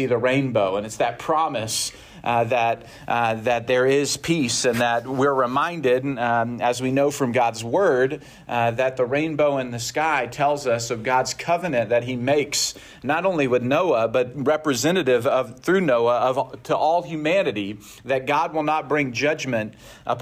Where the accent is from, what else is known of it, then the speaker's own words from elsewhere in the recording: Arkansas, United States; moved away as an adult; now in Ann Arbor, United States; I grew up in Arkansas near Tornado Alley near Oklahoma